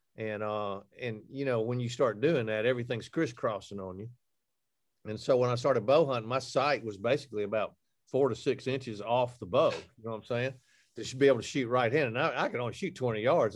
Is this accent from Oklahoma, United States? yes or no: no; Alabama, United States; I'm from Alabama